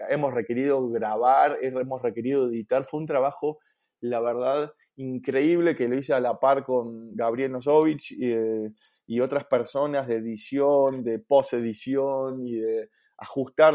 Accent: Buenos Aires, Argentina; moved away as an adult; also born or lived in La Plata, Argentina; now in Santiago, Chile; soy argentino de Buenos Aires

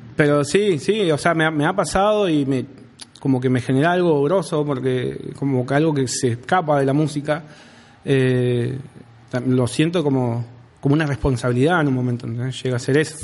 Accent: Rawson, Chubut, Argentina; yo soy de Rawson

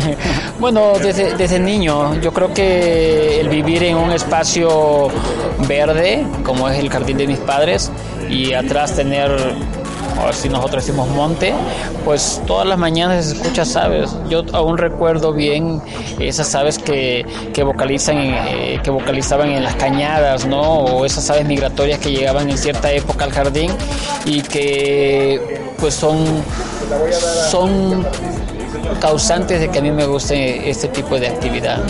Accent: Veracruz, Mexico; now in Chiapas, Mexico; digo Chiapas porque ahí vivo, pero yo soy de Veracruz

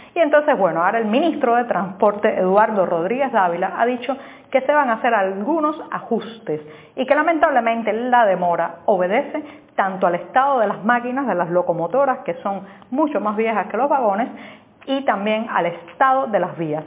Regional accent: Cuba; en una sociedad como la cubana, donde estamos tan vigilados, tan observados

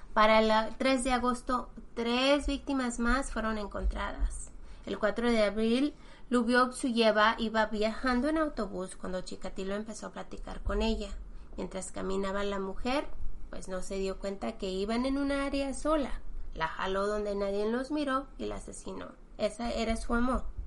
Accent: Mexico; now in United States; nosotros que somos mexicanos

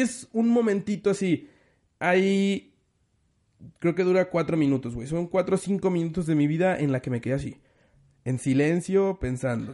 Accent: Mexico; Soy mexicano

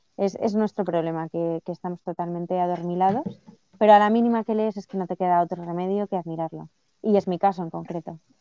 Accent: Spain; a mí como española

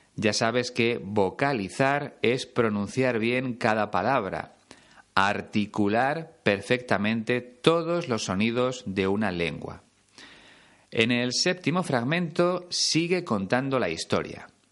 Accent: Spain; ya no existe en mi país

